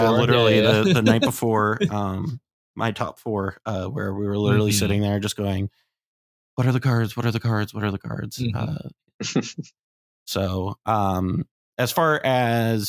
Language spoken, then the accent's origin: English; Columbus, Ohio, United States; moved away; to be in Columbus, to be in my hometown